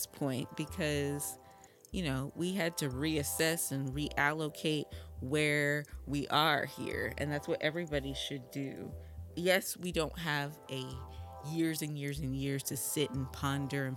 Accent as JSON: {"language": "English", "region": "Vermont", "country": "United States", "tie": "born or raised there", "moved": "yes", "lives_now": "Brooklyn, United States", "said": "I grew up in Vermont"}